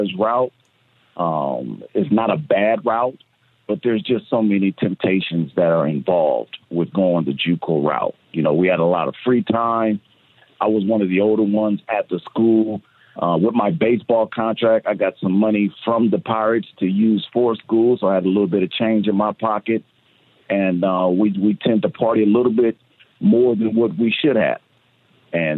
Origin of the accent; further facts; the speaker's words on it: San Diego, California, United States; when I was a young kid growing up in Southeast San Diego